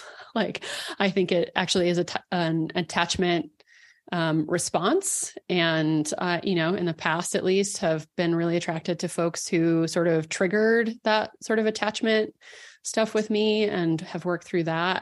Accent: Dallas, Texas, United States; moved away as an adult; also born or lived in Colorado; I grew up in Dallas

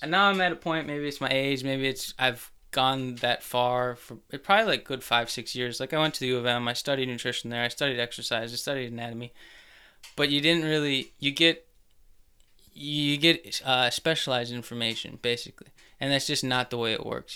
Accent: Plymouth, Minnesota, United States; Grew up in Plymouth.

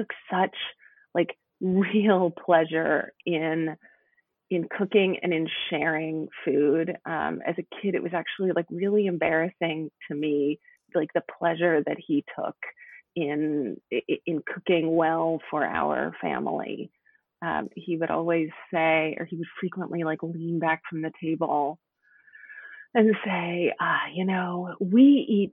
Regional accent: Oklahoma City, Oklahoma, United States; now in Seattle, United States; I live in Seattle now, but I grew up in Oklahoma City, Oklahoma.

